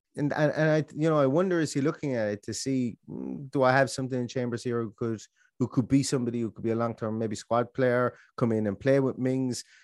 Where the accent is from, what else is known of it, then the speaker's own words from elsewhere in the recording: Ireland; I'm Irish